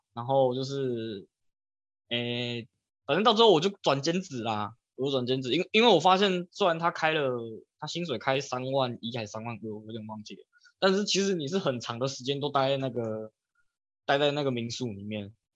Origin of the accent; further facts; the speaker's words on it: Tainan, Taiwan; 他问我是从哪里来的，就是他可能不知道我是从哪里来的，我就跟他说我是从台南来的